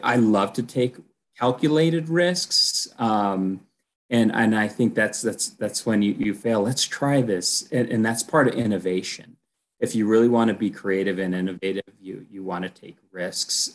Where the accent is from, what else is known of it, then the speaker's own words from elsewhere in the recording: Colorado, United States; also born or lived in Texas; I'm from Colorado